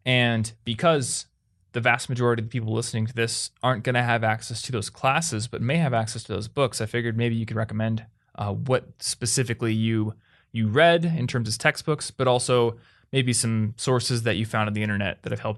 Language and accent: English; Des Moines, Iowa, United States; I come from Des Moines, Iowa.